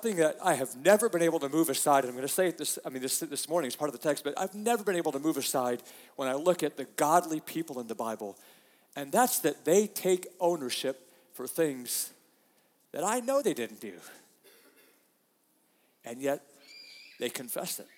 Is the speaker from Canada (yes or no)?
no; United States; We are such American Christians